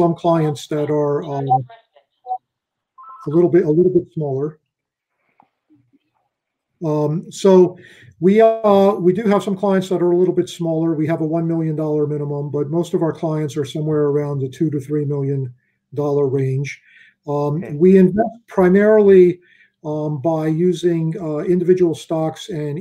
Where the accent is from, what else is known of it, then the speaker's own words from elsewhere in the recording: Philadelphia, Pennsylvania, United States; moved away as an adult; also born or lived in Southern Virginia; I grew up in Philadelphia.